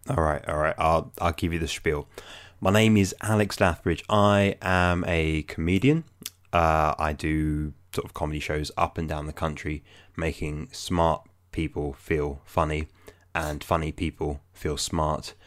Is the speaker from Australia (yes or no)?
no; London, United Kingdom; I'm from London